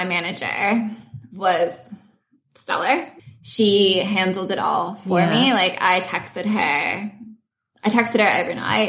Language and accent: English; Seattle, Washington, United States; moved away as an adult; also born or lived in Spain / Nottingham, United Kingdom / London, United Kingdom; now in Sydney, Australia; I was born in Spain, but I moved over to the States when I was 2 years old, and I grew up mainly in a suburb of Seattle